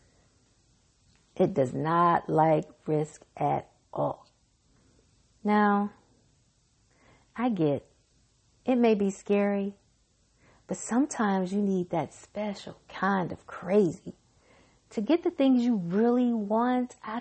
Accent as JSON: {"language": "English", "region": "Mississippi", "country": "United States", "said": "I'm from Mississippi"}